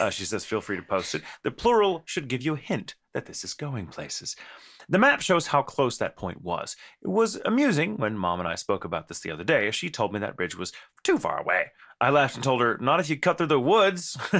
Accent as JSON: {"language": "English", "region": "Texas", "country": "United States", "said": "We're from Texas, and there's a lot more of us."}